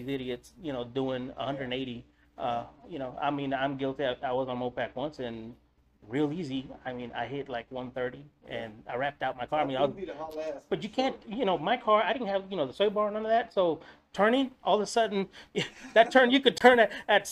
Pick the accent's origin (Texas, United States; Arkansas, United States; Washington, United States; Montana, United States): Texas, United States; Eagle Pass; I'm from Eagle Pass. I was actually born on the other side of the border